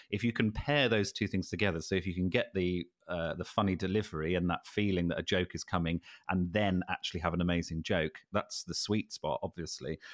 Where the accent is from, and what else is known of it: United Kingdom